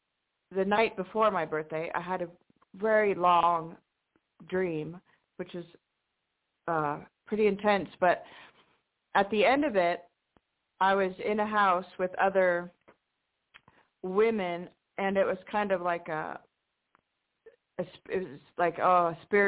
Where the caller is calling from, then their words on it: Washington, United States; Hi, this is … in Washington State.